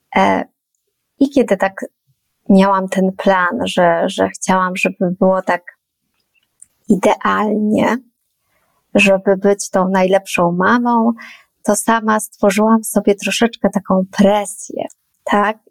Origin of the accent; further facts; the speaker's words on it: Poland; urodziłam się w Polsce, wychowywana też byłam tutaj